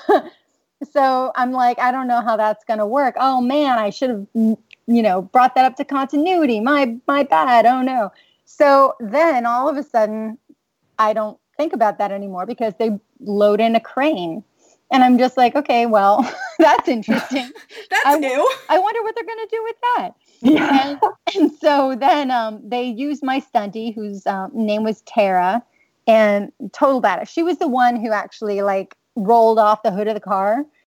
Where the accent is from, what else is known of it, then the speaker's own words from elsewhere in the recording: New York City, New York, United States; moved away as an adult; also born or lived in Manhattan; now in Los Angeles, United States; I am originally from New York City and did a lot of theater in New York